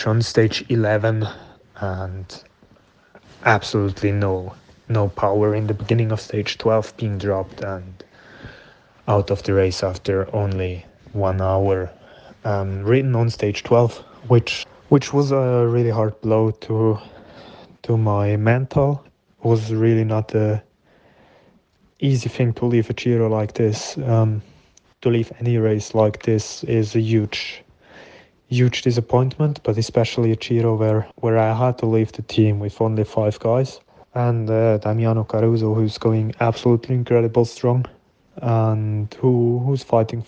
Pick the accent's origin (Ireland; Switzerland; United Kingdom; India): Switzerland; my home country.